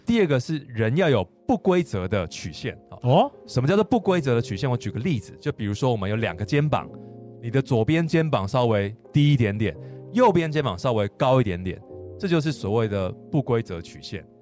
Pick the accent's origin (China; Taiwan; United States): Taiwan; 我们台湾人